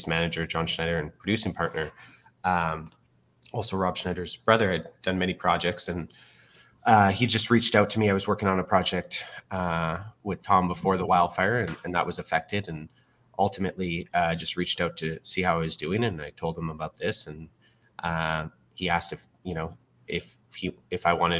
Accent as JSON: {"language": "English", "town": "Fort McMurray", "region": "Alberta", "country": "Canada", "tie": "born or raised there", "said": "I was born and raised in Fort McMurray, Alberta, and I was evacuated like many of the community that are still living there today"}